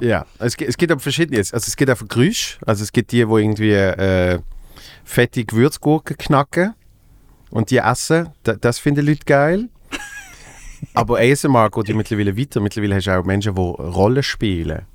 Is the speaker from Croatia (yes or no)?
no; Basel, Basel-Stadt, Switzerland; in meiner Heimatstadt in Basel